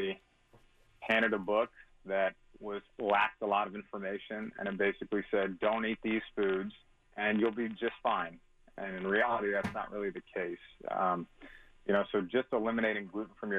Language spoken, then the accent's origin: English; St. Louis, Missouri, United States; I'm from St. Louis. I'm actually in Florida right now